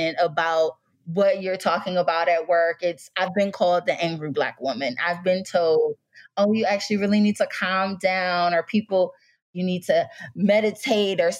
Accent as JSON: {"language": "English", "town": "Detroit", "region": "Michigan", "country": "United States", "moved": "as an adult", "lives_now": "Washington, D.C. area, United States", "said": "I'm originally from Detroit, Michigan, and went to Michigan State undergrad"}